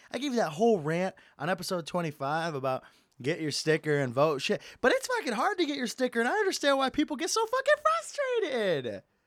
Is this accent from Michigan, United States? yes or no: yes; Michigan, United States; moved away; Not my hometown, my home state, Michigan.